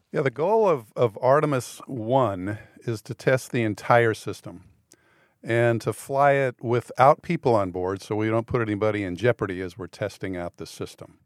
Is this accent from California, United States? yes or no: yes; San Fernando Valley, California, United States; moved away; I grew up in the San Fernando Valley